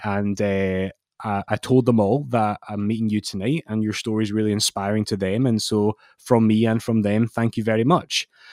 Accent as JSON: {"language": "English", "region": "Scotland", "country": "United Kingdom", "said": "I'm Scottish"}